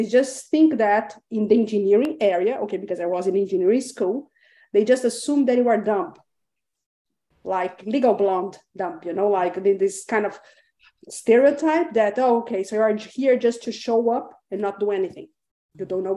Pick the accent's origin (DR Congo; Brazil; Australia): Brazil; English is a second language; moved away; also born or lived in Chile; I was born in Brazil, but I lived for 12 years in Chile.